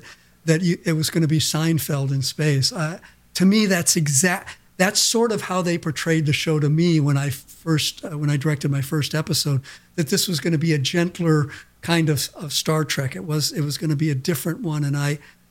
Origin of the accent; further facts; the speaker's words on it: Portland, Oregon, United States; moved away; also born or lived in Los Angeles, California / Santa Barbara, California; I grew up in Portland, Oregon